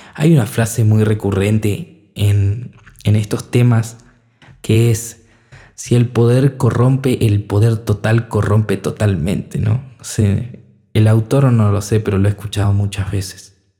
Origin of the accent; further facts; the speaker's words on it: Argentina; en mi país, por ejemplo, hablando desde cerca, Argentina